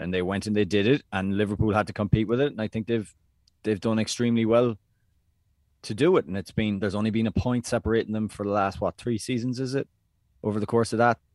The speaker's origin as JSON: {"language": "English", "country": "Ireland", "said": "as Irish people"}